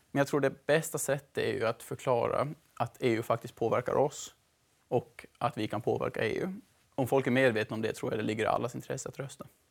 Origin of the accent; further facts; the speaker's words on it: Mariehamn, Åland Islands; moved away as an adult; also born or lived in Sweden / Netherlands; now in Brussels, Belgium; Jag är en vanlig ålänning, född och uppvuxen i Mariehamn